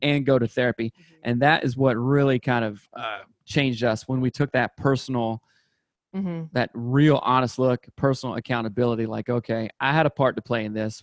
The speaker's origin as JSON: {"language": "English", "region": "South Carolina", "country": "United States", "tie": "born or raised there", "moved": "as an adult", "lives_now": "Seattle, United States", "said": "I grew up in South Carolina, went to undergrad there and everything"}